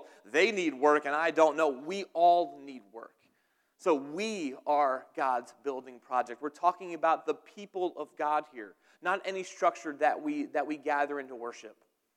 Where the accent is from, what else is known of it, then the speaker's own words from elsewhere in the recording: New Jersey, United States; also born or lived in Dunmore, Pennsylvania; now in Pennsylvania, United States; I'm from New Jersey.